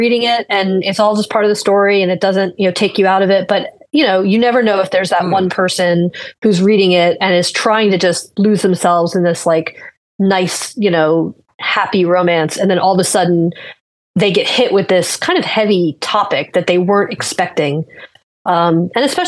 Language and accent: English; Florida, United States; I'm from Florida. I've lived here since I was 8 years old